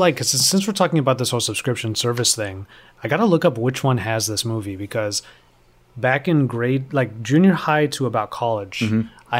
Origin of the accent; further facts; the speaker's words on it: Philippines; being Filipino